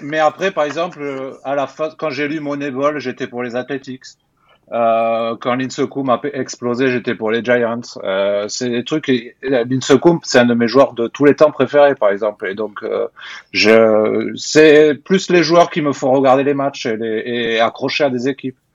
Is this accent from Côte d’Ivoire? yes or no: no; Hautes-Pyrénées, Occitania, France; moved away; also born or lived in Toulouse; j'habitais dans les Hautes-Pyrénées à l'époque